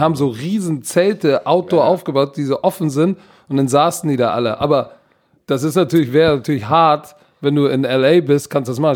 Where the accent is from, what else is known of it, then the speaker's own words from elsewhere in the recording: Hamburg, Germany; ich als Hamburger